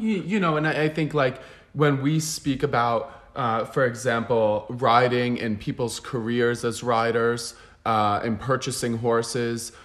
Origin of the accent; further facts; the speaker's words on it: United States; now in Barcelona, Spain; I'm also American and I come from that mentality